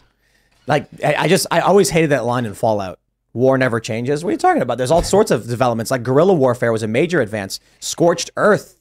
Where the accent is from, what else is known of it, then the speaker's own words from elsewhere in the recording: Chicago, Illinois, United States; I'm from Chicago